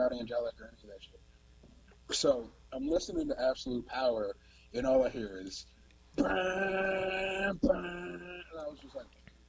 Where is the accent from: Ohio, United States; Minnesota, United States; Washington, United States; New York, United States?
Ohio, United States; Cleveland; born there; I didn't know why I gravitated to four niggas from Cleveland, even though I was born in Cleveland, but I did.